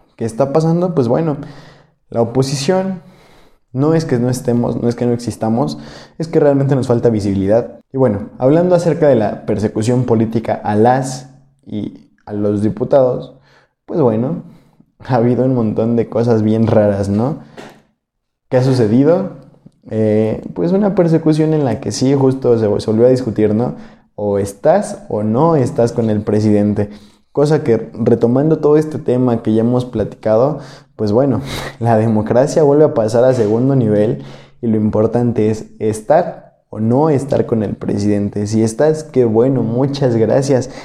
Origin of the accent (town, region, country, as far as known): Mexico